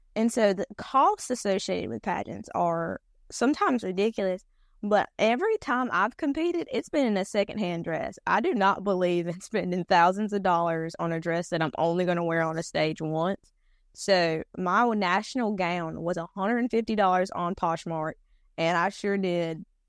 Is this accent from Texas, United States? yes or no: no; North Carolina, United States; accent: Robeson; the North Carolina that I was raised on